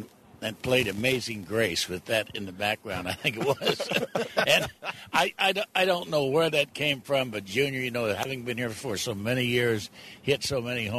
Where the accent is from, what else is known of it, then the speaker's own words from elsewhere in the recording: Princeton, Indiana, United States; moved away; I grew up in the Midwest, and my mom dragged me to every tent meeting that came through my little town of Princeton, Indiana